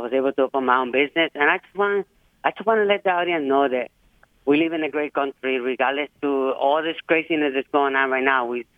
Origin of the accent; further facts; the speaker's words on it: Puerto Rico; now in United States; I moved here from Puerto Rico about 40 years ago, and I raised my family here.